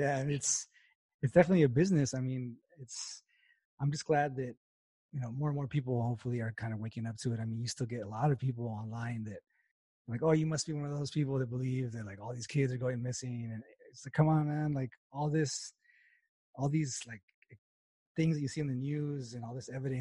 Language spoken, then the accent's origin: English; El Paso, Texas, United States; I grew up in West Texas. I'm from El Paso originally.